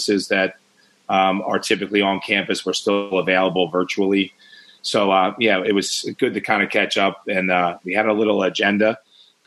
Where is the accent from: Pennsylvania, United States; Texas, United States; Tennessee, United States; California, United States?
Pennsylvania, United States; Philadelphia; I grew up in Philadelphia